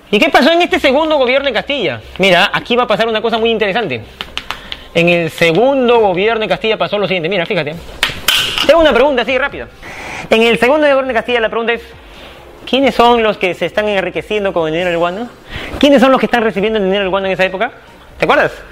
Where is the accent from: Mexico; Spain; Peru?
Peru